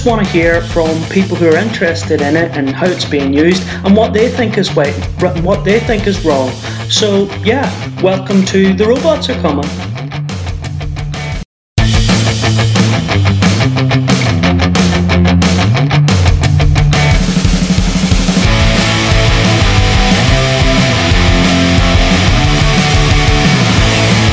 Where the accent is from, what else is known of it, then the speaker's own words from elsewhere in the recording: Northern Ireland, United Kingdom; now in Cheshire, United Kingdom; I'm not from England. I'm originally from Northern Ireland, but I've been living here for quite a while, so I suppose it's kind of my home now.